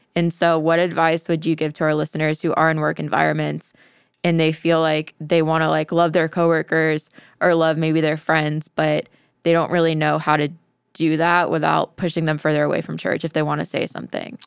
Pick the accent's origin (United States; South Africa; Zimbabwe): United States; Tampa, Florida; I'm from the Tampa Bay area